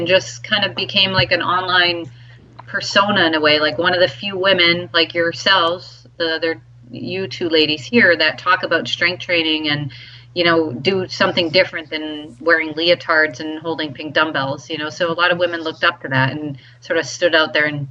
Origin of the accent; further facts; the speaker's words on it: Canada; now in United States; I'm from Canada, and now I live in the U.S.